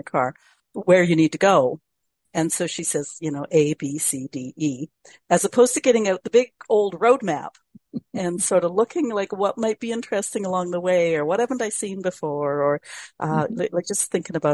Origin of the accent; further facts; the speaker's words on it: Canada; as a Canadian